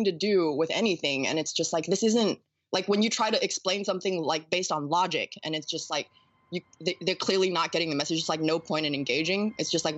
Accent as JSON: {"language": "English", "region": "the South", "country": "United States", "accent": "Southern", "said": "my Southern accent"}